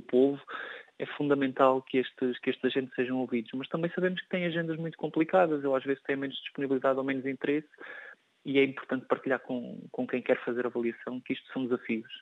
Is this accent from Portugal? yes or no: yes; Portugal; enquanto português